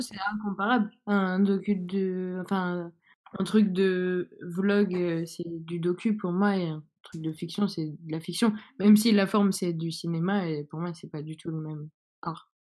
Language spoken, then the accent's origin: French; Saint-Denis, Île-de-France, France; now in Strasbourg, France; moi j'habite maintenant à Strasbourg, mais là, par exemple, je suis à Saint-Denis et c'est donc là d'où je viens